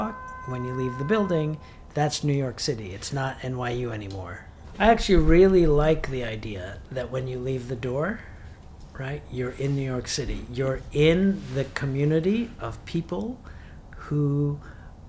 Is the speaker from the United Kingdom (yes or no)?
no; Georgetown, Demerara-Mahaica, Guyana; I was born in Guyana, in Georgetown, which is the capital